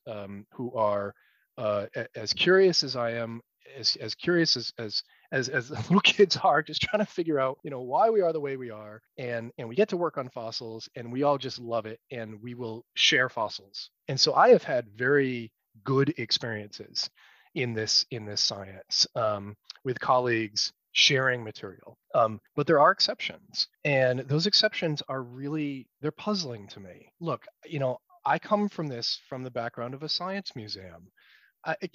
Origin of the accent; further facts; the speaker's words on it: United States; as an American scientist